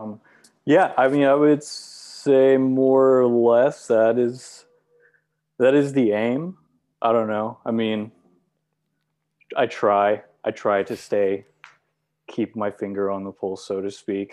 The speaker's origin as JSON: {"language": "English", "town": "Oklahoma City", "region": "Oklahoma", "country": "United States", "tie": "born or raised there", "said": "I was born in Oklahoma City"}